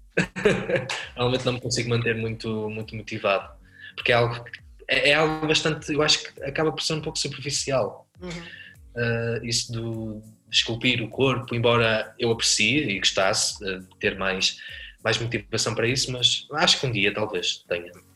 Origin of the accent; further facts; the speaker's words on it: Porto, Norte, Portugal; Do Porto, sou do Porto